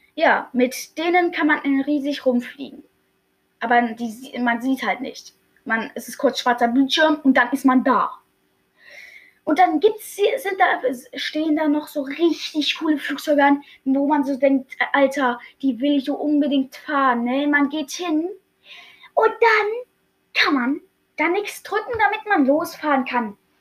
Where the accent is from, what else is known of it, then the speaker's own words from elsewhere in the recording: Germany; Ich bin Deutscher